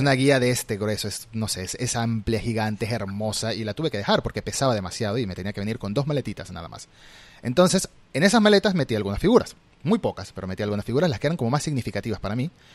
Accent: Venezuela; moved away as an adult; now in Argentina; Migré a Argentina hace tres años y tuve que dejar atrás mi colección en mi país de origen, yo soy venezolano

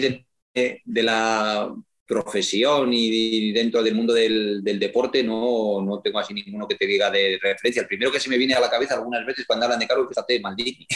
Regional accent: Astudillo, Castile and León, Spain; moved away; la foto que hay detrás es de Astudillo, es una foto de, mi pueblo

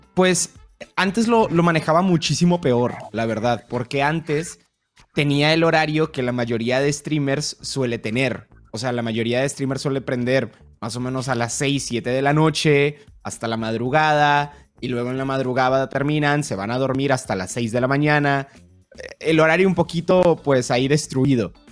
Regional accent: Colombia; now in Mexico; soy de Colombia, vivo en México.

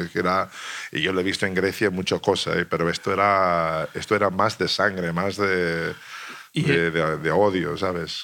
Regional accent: United States; moved away as an adult; also born or lived in Italy / Spain; estás aquí, estás en otro país, eres americano

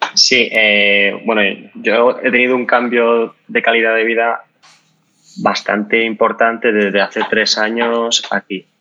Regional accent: Málaga, Andalusia, Spain; now in Madrid, Spain; soy de Málaga, pero vivo en Madrid.

